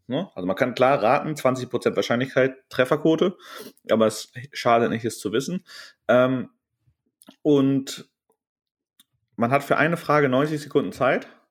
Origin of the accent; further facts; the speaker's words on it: Germany; wir kommen aus Westdeutschland und Süddeutschland